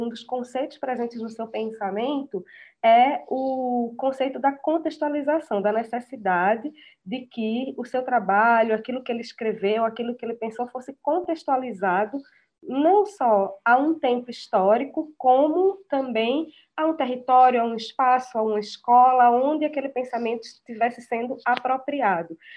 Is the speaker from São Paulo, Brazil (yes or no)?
no; Recife, Pernambuco, Brazil; como educadora, como recifense